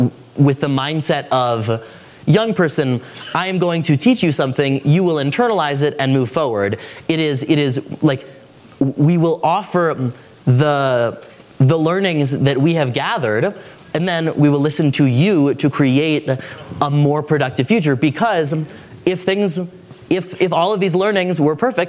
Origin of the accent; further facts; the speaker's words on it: Washington, District of Columbia, United States; I'm from Washington, D.C.